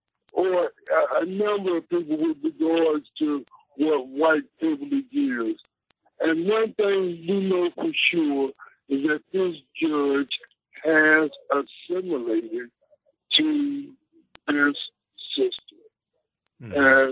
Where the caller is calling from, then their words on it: Wichita, Kansas, United States; I'm calling from Wichita, Kansas.